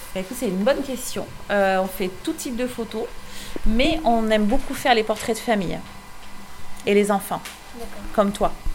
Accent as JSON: {"language": "French", "town": "Artix", "region": "Nouvelle-Aquitaine", "country": "France", "said": "on est d'Artix."}